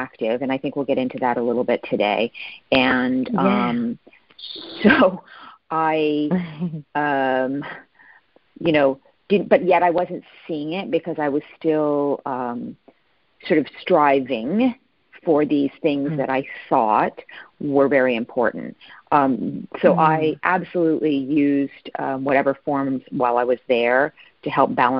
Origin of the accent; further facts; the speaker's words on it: East Coast, United States; also born or lived in California / Japan; now in Arizona, United States; So I actually grew up on the East Coast. I'm currently living in Arizona, spent many years in California.